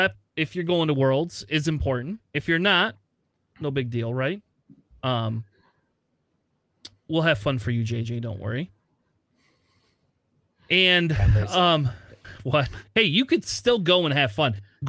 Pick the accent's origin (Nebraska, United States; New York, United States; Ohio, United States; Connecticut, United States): Ohio, United States; Springfield; I was born in Springfield, Ohio.